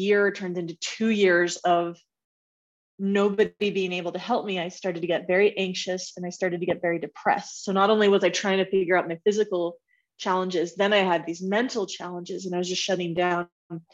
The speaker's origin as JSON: {"language": "English", "area": "Bay Area", "region": "California", "country": "United States", "tie": "born or raised there", "also_born_or_lived": "Washington State / Denver", "moved": "as an adult", "said": "I'm originally from the Bay Area, born and raised"}